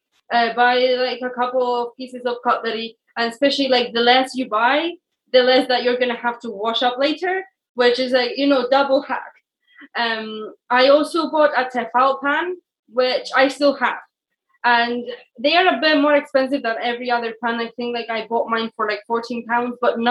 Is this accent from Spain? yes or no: yes; Spain; English is a second language; moved away as an adult; I come from Spain